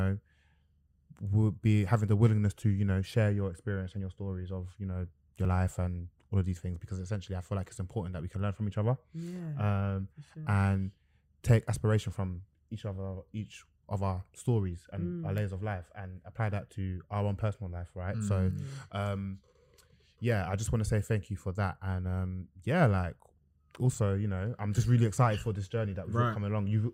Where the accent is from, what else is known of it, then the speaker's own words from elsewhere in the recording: Nigeria; I'm Nigerian.